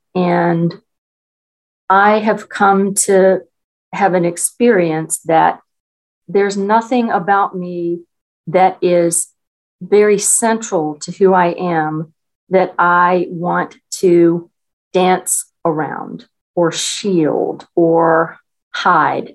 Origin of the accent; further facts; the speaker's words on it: Newport News, Virginia, United States; I was born and raised in Newport News, Virginia, which is part of the Virginia Peninsula.